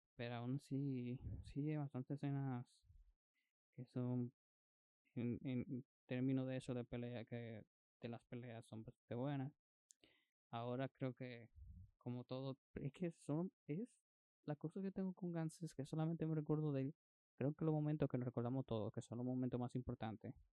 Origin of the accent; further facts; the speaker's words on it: Dominican Republic; como decimos dominicano